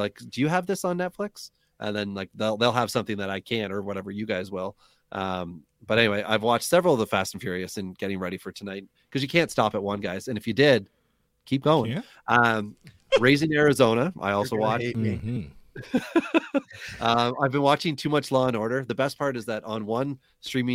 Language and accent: English; Wawa, Ontario, Canada; now in Southern Ontario, Canada; Northern Ontario, which is where I grew up